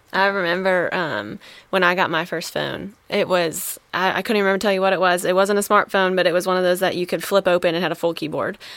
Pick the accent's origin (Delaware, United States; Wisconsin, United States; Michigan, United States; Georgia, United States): Wisconsin, United States; moved away; I'm originally from Wisconsin